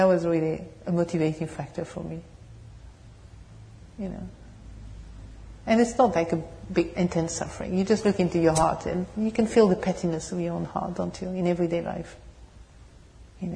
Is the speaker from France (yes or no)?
yes; France; accent: French accent with English, British tone; English is a second language; moved away; also born or lived in England; my French accent and English, British tone